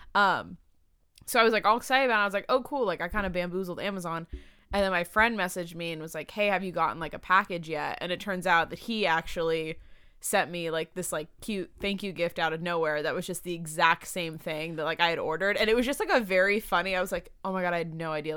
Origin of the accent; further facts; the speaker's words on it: San Diego, California, United States; also born or lived in Maryland / Irvine; I lived in Irvine before I lived in San Diego. There was, like, a brief, when I moved here from Maryland, I lived in Irvine for a few years, and then I moved to San Diego